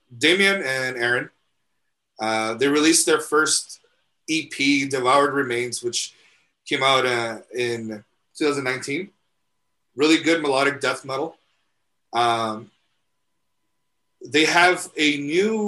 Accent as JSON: {"language": "English", "town": "El Paso", "region": "Texas", "country": "United States", "said": "we're from El Paso, so we have to eat menudo"}